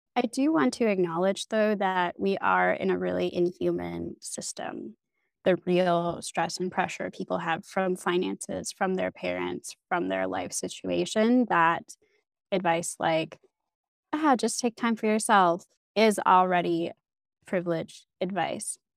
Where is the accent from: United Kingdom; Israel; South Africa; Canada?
Canada; moved away as an adult; now in Berlin, Germany; I grew up in Canada